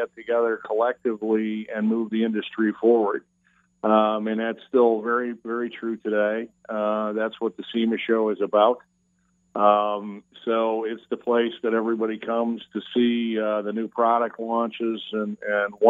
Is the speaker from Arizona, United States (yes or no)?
no; Chicago, Illinois, United States; now in Florida, United States; We grew up in Chicago, actually on the south side of Chicago.